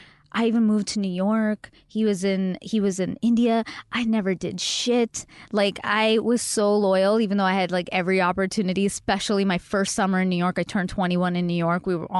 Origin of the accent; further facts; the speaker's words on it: Mississauga, Ontario, Canada; one in my hometown in Mississauga